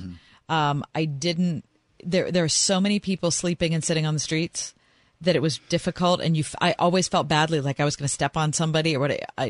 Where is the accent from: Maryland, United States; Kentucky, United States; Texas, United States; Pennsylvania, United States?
Pennsylvania, United States; Pittsburgh; I'm from Pittsburgh.